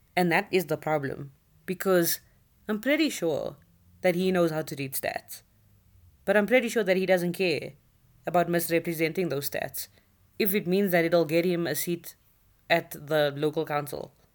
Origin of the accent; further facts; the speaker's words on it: South Africa; being a South African citizen